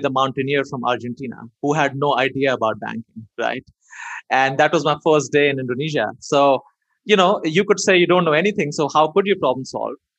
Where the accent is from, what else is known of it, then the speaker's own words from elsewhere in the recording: India; moved away; growing up in India